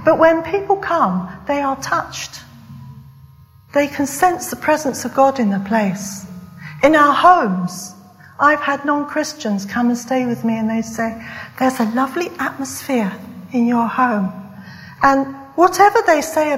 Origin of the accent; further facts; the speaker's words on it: West Country, South West England, United Kingdom; moved away; I come from the West Country. And the West Country, for students, it's right down south in England.